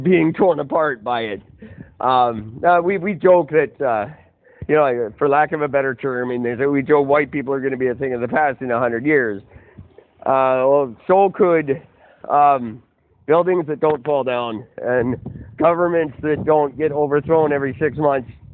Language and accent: English; Canada; I am third generation Canadian. I'm as Canadian as any Canadian could possibly